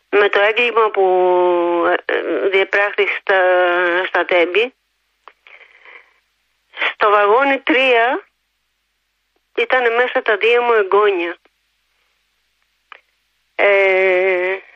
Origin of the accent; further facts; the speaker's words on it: Greece; γιατί την αγαπάω την πατρίδα μου